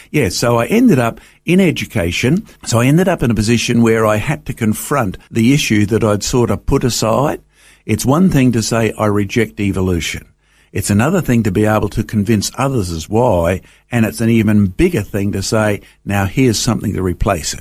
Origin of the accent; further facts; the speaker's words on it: Brisbane, Queensland, Australia; I grew up, um, you know, just on the edge of Brisbane, down in the Wynne Manly area.